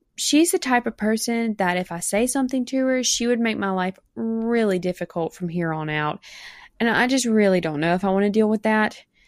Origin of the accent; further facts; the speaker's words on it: South Mississippi, United States; accent: Mississippi accent; I'm from South Mississippi in the United States.